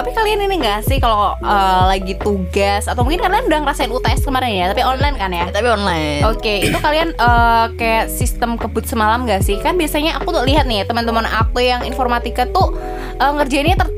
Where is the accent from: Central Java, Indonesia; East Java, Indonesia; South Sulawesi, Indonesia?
Central Java, Indonesia; Blora; now in Surakarta, Indonesia; aku kan aslinya